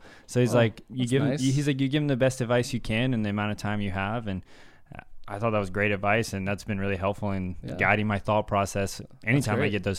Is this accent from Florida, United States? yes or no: no; Virginia, United States; So I was born and raised in Virginia.